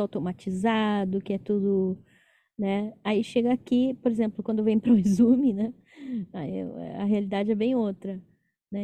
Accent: São Paulo, Brazil; moved away; Eu sou de São Paulo

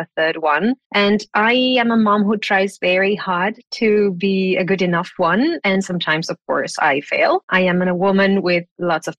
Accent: Italy; moved away; I was raised in Italy

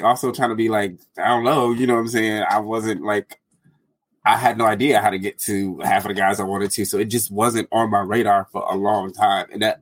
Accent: Detroit, Michigan, United States; now in Arizona, United States; I'm from Detroit. Like that's where I grew up. I'm in Arizona now

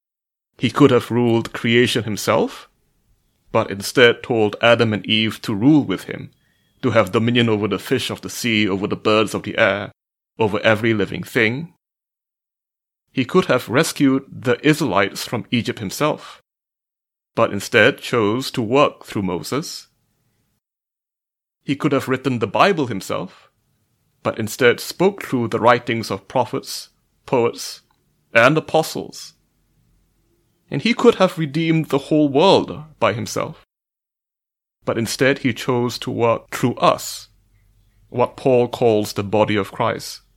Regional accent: Malaysia; I am a mathematician from Malaysia.

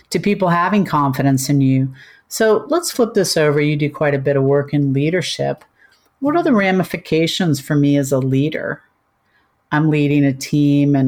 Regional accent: United States; moved away as an adult; now in Australia; being an American

